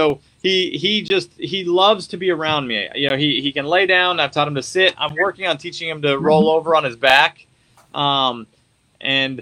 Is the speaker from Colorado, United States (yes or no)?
yes; Colorado, United States; moved away; also born or lived in Wyoming / Montana; I was originally from Colorado, so I spent time up in Wyoming and Montana